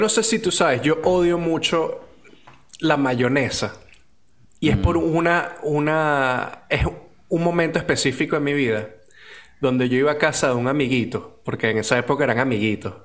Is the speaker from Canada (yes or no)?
no; Venezuela; nos divide como venezolanos